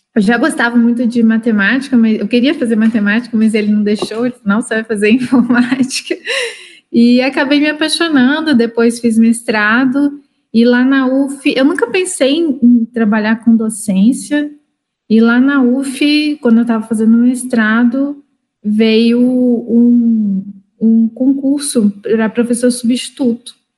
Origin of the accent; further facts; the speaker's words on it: Cachoeiro de Itapemirim, Espírito Santo, Brazil; moved away as an adult; also born or lived in Juiz de Fora; eu sou de Cachoeira de Itapemirim, lá do Espírito Santo. E eu saí de casa muito cedo para estudar, com 18 anos